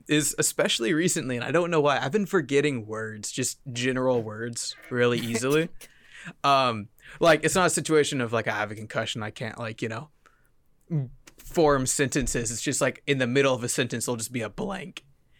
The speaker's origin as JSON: {"language": "English", "country": "United States", "said": "I'm an American, okay?"}